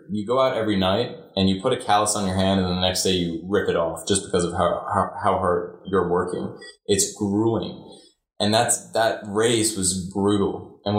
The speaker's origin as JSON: {"language": "English", "town": "Chicago", "region": "Illinois", "country": "United States", "tie": "born or raised there", "said": "I came from Chicago, going to school in Chicago, which is very, very, very different, you know, a public school in, in Chicago"}